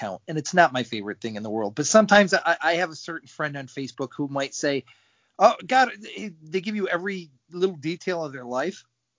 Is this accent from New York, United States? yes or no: yes; Watertown, New York, United States; I was born in Watertown, New York, which is home of Car Freshener, Green Trees, and 21 Jump Street's own Richard Grieco.